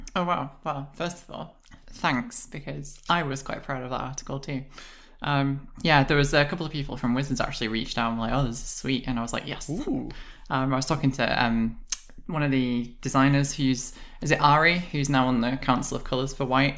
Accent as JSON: {"language": "English", "country": "United Kingdom", "said": "I'm British"}